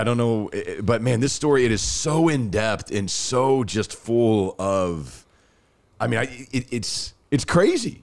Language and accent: English; Rockwall, Texas, United States; I grew up in Rockwall